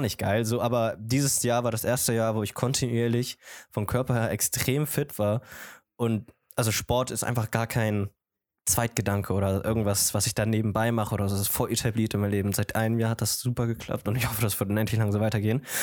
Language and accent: German; Germany; meine Mutter ist aus Kolumbien, aber ich bin aus Deutschland und ich muss ganz, ganz ehrlich sagen, Deutschland hat mich zu dem gemacht